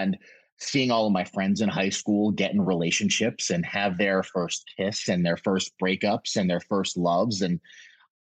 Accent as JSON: {"language": "English", "region": "Connecticut", "country": "United States", "tie": "born or raised there", "also_born_or_lived": "Brooklyn, New York", "said": "Then moved to Connecticut when I was about 6 or 7 years old"}